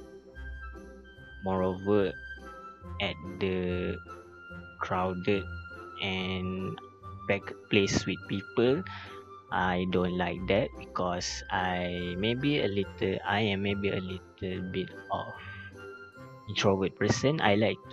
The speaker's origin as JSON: {"language": "English", "town": "Pasir Gudang", "region": "Johor", "country": "Malaysia", "said": "I am from Pasir Gudang, Johor"}